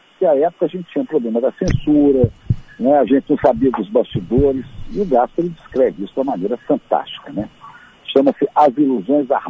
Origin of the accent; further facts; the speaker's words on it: Santa Maria, Rio Grande do Sul, Brazil; born there; eu nasci em Santa Maria, mas eu nunca, nunca vi coisa tão fria como tinha